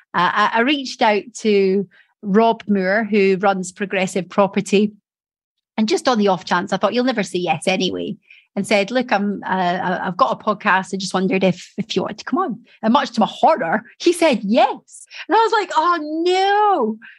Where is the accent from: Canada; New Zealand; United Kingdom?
United Kingdom; Edinburgh, Scotland; moved away as an adult; now in Doncaster, United Kingdom; I came from Edinburgh.